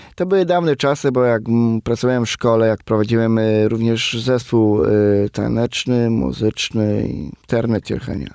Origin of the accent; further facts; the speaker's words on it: Krosno, Subcarpathian Voivodeship, Poland; moved away as an adult; now in Warsaw, Poland; a pochodzę z Krosna, z miasta Krosna, to jest województwo podkarpackie